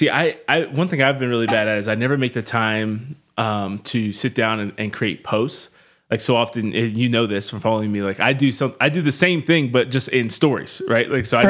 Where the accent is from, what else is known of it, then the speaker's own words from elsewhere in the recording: Harrisburg, Pennsylvania, United States; moved away; also born or lived in Cincinnati, Ohio; I'm from Harrisburg, Pennsylvania originally. And I lived in, I lived in Walnut Hills for a year in Cincinnati.